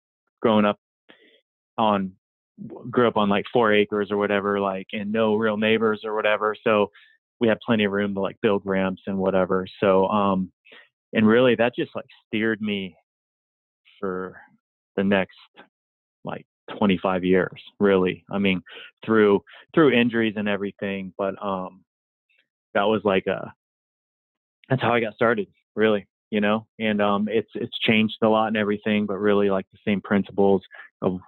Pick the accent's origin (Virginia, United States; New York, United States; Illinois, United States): Virginia, United States; I grew up in Virginia on the East Coast, and, no sidewalks, kind of grew out in the country area of Virginia